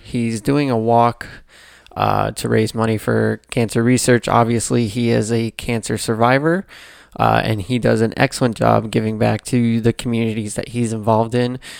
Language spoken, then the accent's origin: English; Atlanta, Georgia, United States; growing up in Atlanta